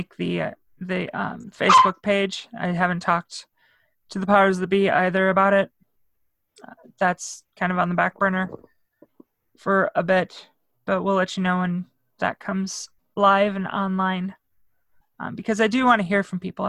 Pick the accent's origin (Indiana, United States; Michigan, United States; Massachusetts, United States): Indiana, United States; Northwest; moved away; I wasn't brought up around here. I'm from Northwest Indiana. I'm basically a suburb of Chicago